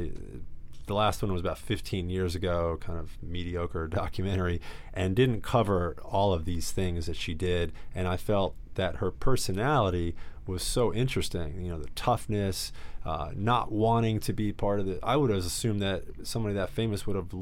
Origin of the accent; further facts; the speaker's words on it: New York City, New York, United States; growing up in Astoria, Queens